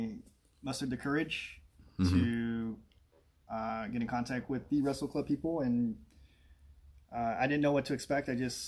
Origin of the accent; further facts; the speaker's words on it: Ontario, Oregon, United States; also born or lived in Pittsburgh, Pennsylvania; I'm originally from this area. I'm originally from Ontario, Oregon.